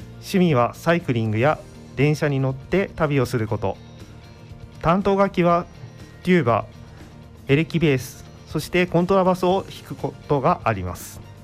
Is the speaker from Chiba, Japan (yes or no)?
yes; Chiba, Japan; moved away as an adult; now in Maizuru, Japan; 千葉県出身で